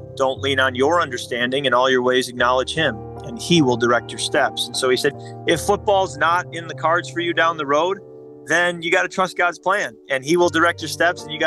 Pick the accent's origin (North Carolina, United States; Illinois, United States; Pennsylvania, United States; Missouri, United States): Illinois, United States; Chicago suburbs; I grew up in the Chicago suburbs